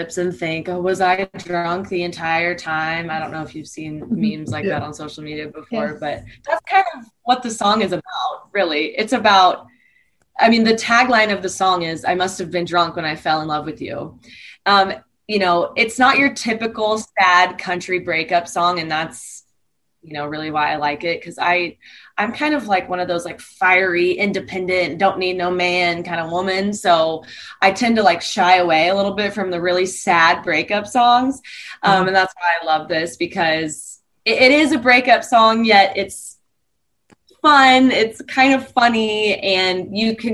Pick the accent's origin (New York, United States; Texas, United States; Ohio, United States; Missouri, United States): Missouri, United States; Southern; grew up in Southern Missouri on a farm